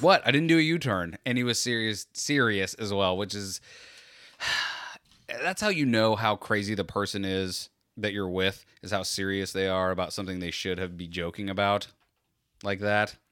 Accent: Florida, United States; we're from Florida

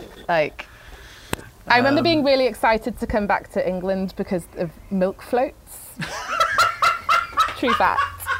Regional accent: Philippines; born there; My second fact is that I was born in the Philippines.

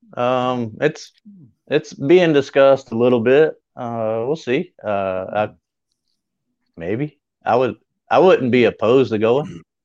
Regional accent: Greer, South Carolina, United States; my hometown, which is Greer

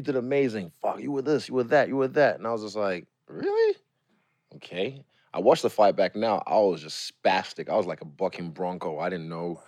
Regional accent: New Zealand; also born or lived in Lagos, Nigeria; I'm from New Zealand

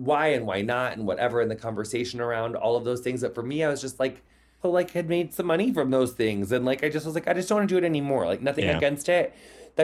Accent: Quincy, Illinois, United States; moved away; I made it out of my hometown. Like no offense to Quincy

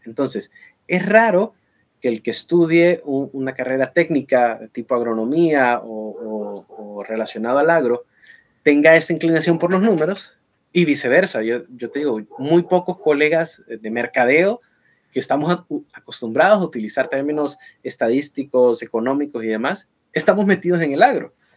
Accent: Honduras

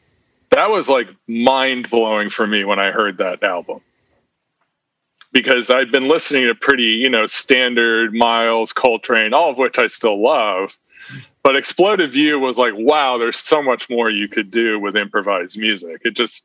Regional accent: Texas, United States; also born or lived in New York City; I'm a Texan

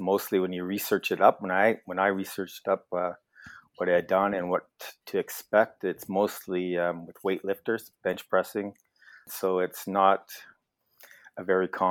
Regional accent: Edmonton, Alberta, Canada; also born or lived in Lethbridge, Alberta; now in Wainwright, Canada; So I grew up in Edmonton, Alberta, and then went off to university in Lethbridge

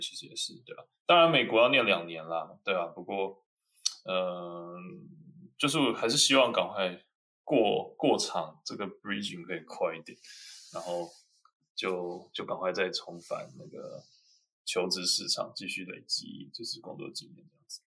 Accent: Taiwan; moved away as an adult; now in Germany; 我来自于台湾，然后我在台湾拿一个 bachelor 大学，呃，学士

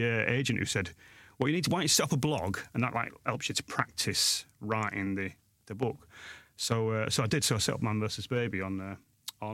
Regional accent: Sheffield, Yorkshire and the Humber, United Kingdom; I'm from Sheffield. So I'm from Yorkshire

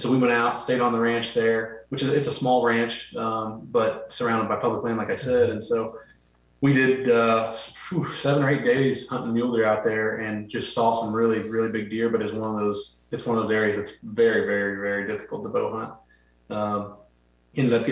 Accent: Midwest, United States; growing up in the Midwest like you guys did

